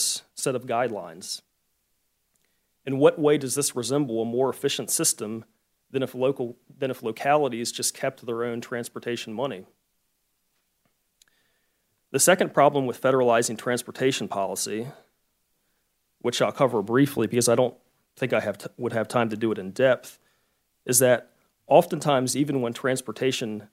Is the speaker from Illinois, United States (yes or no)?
no; Charlottesville, Virginia, United States; my hometown, which is Charlottesville, Virginia